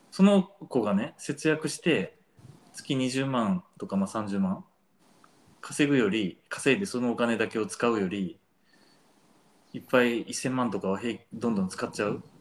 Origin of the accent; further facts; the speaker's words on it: Kansai, Japan; 私関西人ですけ